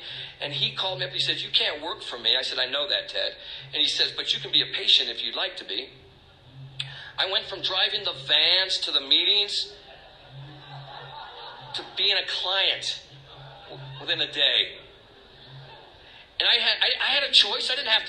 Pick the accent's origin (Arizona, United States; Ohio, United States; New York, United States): Arizona, United States; Tucson; now in Maine, United States; I'm from Tucson, Arizona, California. My wife was from Maine.